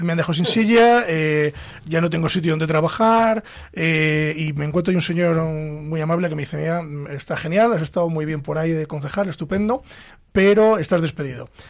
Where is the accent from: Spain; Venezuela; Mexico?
Spain; Castile and León; ya somos dos castellano-leones aquí.